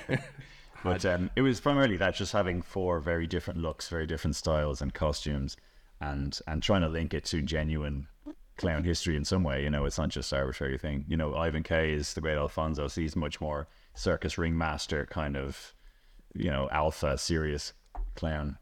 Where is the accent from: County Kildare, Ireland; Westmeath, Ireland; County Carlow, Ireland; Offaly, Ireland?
County Kildare, Ireland; Celbridge; I grew up in Selvedge